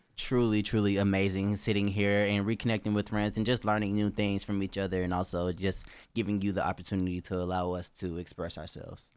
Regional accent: Georgia, United States; my home state, Georgia

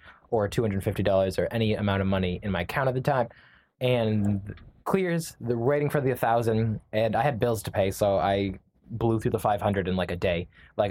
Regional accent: Canada; My wife is from we're from Canada, but my wife is Brazilian.

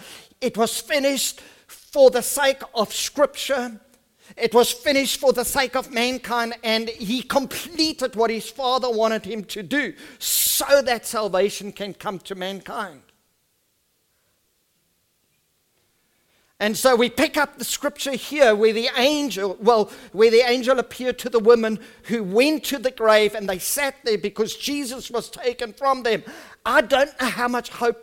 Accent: South Africa; first language Afrikaans; English is a second language; I'm an Afrikaans person

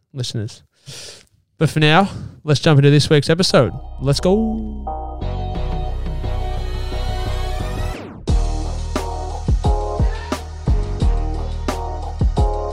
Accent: Ballarat, Victoria, Australia; moved away as an adult; now in Melbourne, Australia; I went back to my hometown in Ballarat, stayed with mum and dad

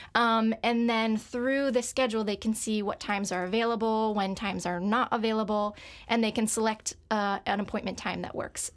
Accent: Bridgewater, Connecticut, United States; moved away; I'm from Connecticut, um, born and raised in a town called Bridgewater.

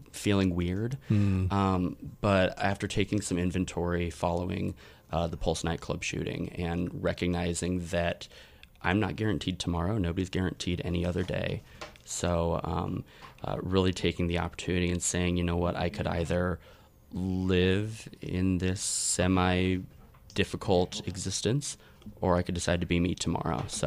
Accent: Iowa City, Iowa, United States; now in Orlando, United States; I grew up in Iowa City, Iowa. Originally

